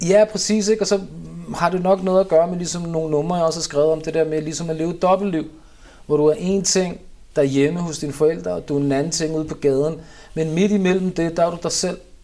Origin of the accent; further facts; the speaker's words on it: Copenhagen, Capital Region of Denmark, Denmark; Jeg er opvokset i Vandløs, Nørrebro, Vesterbro